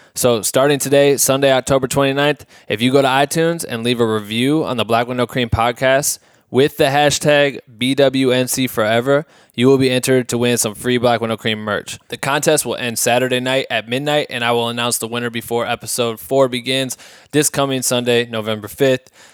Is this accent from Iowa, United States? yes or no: yes; Iowa, United States; moved away as an adult; now in Los Angeles, United States; I'm from Iowa